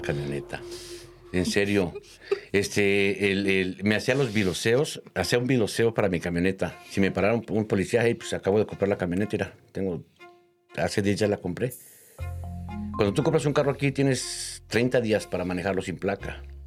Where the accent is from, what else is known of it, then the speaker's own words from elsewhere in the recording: Mexico City, Mexico; Yo nací en la Ciudad de México, ¿verdad? Mi mamá es de provincia, de por allá de Querétaro